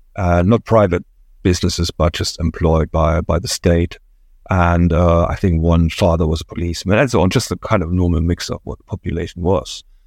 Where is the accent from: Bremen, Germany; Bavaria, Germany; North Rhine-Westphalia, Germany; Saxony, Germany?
Saxony, Germany; near Dresden; moved away as an adult; I was born in East Germany, uh, in the area around Dresden, and, uh, that was, um, late sixties, early seventies, my early childhood.